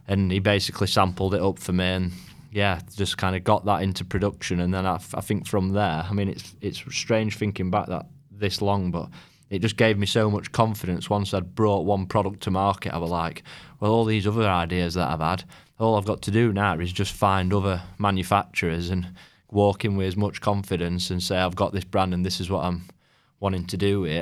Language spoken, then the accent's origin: English; Rotherham, Yorkshire and the Humber, United Kingdom; also born or lived in Sheffield; I was born in Rotherham